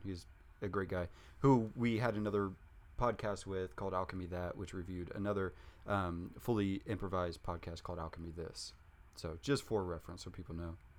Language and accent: English; Junction City, Kansas, United States; I grew up in Junction City, Kansas. It's like thirty thousand people.